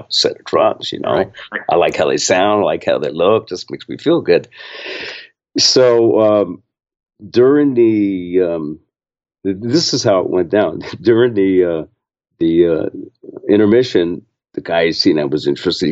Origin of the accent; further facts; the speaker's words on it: San Francisco Bay Area, California, United States; I grew up in the San Francisco Bay Area